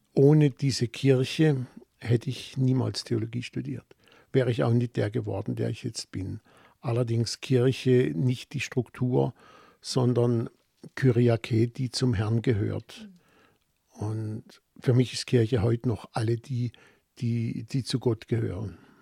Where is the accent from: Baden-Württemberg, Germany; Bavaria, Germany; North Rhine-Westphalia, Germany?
Baden-Württemberg, Germany; Offenburg; accent: Baden; in Offenburg, meiner Heimatstadt